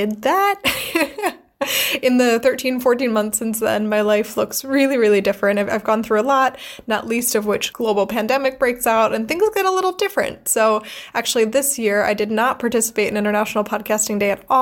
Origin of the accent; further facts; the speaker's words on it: United States; now in Freiburg, Germany; I am an American who lives in Freiburg, Germany